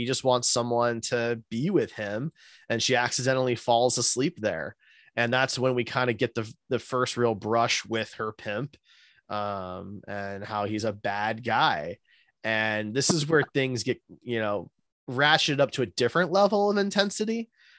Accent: Midwest, United States; Maybe I'm naive and sheltered because I grew up in the Midwest

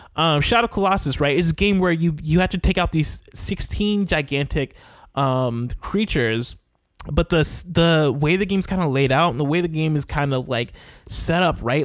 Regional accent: Champaign, Illinois, United States; moved away as an adult; I spent the first 21 years of my life in a town called Champaign

